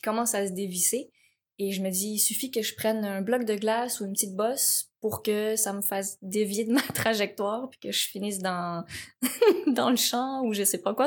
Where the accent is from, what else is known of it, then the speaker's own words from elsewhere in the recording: Laval, Quebec, Canada; also born or lived in Cambodia; j'ai grandi à Laval